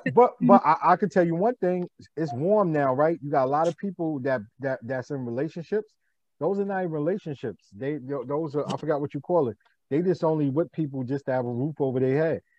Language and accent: English; New York City, New York, United States; I'm from Harlem